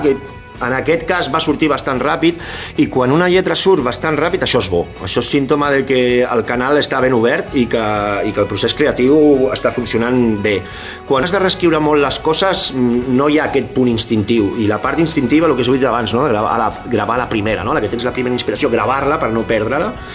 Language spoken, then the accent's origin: Catalan; Catalonia, Spain; som catalans